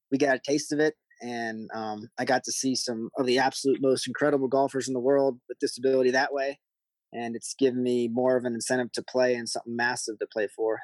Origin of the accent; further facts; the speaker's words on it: Maryland, United States; moved away; I grew up in Maryland.